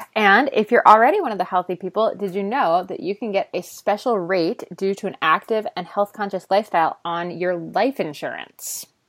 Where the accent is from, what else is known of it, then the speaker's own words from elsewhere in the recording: United States; I'm American